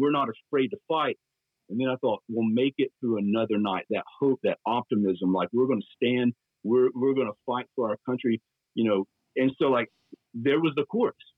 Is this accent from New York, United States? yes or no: no; Dalton, Georgia, United States; moved away as an adult; also born or lived in Atlanta, Georgia / Knoxville, Tennessee; born and raised in Dalton